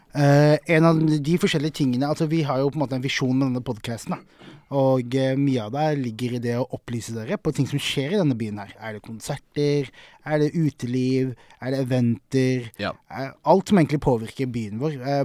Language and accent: Norwegian; Sørlandet, Southern Norway, Norway; now in Oslo, Norway; Jeg er fra Sørlandet